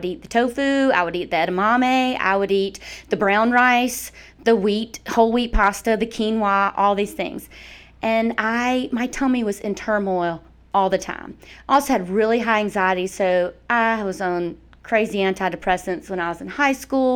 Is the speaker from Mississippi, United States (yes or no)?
yes; Mississippi, United States; moved away as an adult; also born or lived in Atlanta, Georgia; now in Athens, United States; I'm from Mississippi